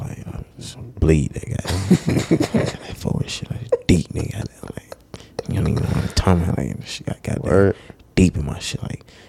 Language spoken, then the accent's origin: English; the South, United States; We're from South.